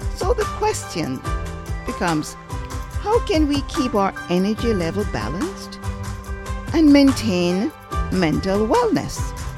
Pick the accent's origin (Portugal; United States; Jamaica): Jamaica; I'm Jamaican